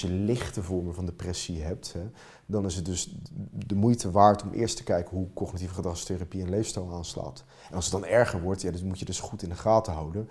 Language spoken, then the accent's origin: Dutch; Finland; now in Netherlands; Dat is mijn vaderland